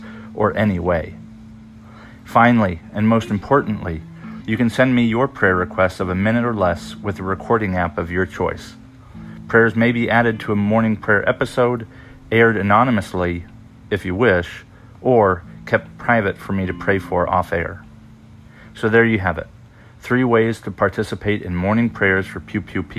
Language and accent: English; California, United States; I grew up in California